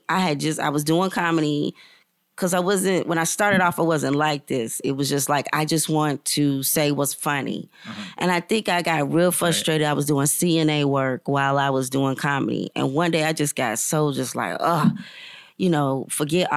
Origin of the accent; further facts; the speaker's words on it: Charlotte, North Carolina, United States; Born and raised in Charlotte.